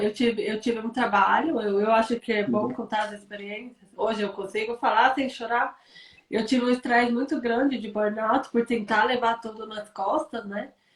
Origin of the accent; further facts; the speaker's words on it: São Paulo, Brazil; moved away; eu sou paulista